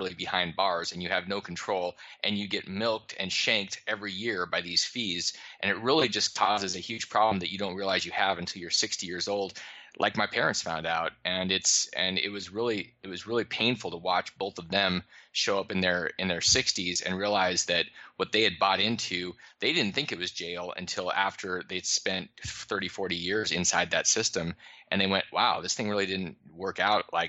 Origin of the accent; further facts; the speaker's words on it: Alaska, United States; moved away; I grew up in Alaska